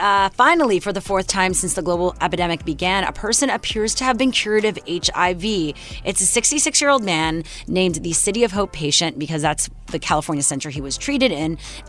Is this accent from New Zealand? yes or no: no; Montreal, Quebec, Canada; in Montreal, my hometown.